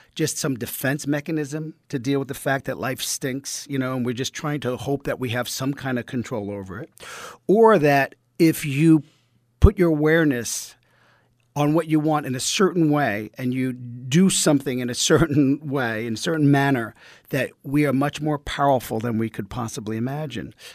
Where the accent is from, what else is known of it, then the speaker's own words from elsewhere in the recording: New York City, New York, United States; accent: East Coast; I grew up in Brooklyn in, uh, Bensonhurst, the blue collar family